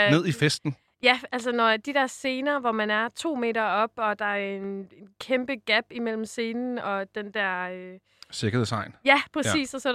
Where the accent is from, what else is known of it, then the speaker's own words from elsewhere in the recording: Jutland, Denmark; Vi er jo også jyder jo.